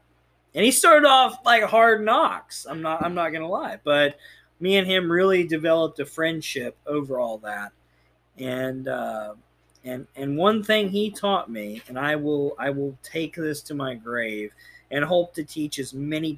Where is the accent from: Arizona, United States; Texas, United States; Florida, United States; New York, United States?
Texas, United States; Well, we are from Texas.